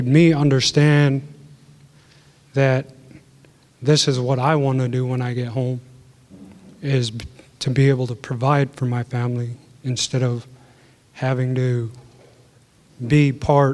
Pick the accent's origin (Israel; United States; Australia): United States; Utqiagvik, Alaska; I'm originally from Utqiagvik, formerly known as Barrow